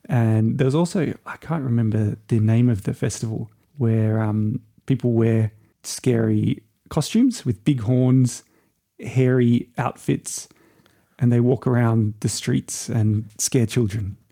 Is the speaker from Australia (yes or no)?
yes; Byron Bay, New South Wales, Australia; also born or lived in Brisbane / Germany / London; I was born in a little town called Byron Bay